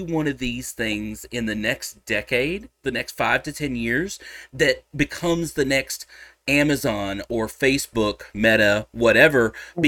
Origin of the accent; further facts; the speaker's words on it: Texas, United States; I'm a Texan